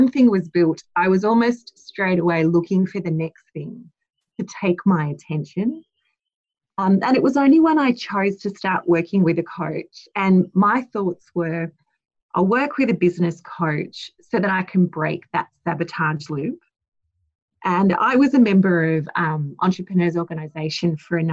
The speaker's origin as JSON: {"language": "English", "town": "Blacktown", "region": "New South Wales", "country": "Australia", "tie": "born or raised there", "said": "I was born in Blacktown Hospital."}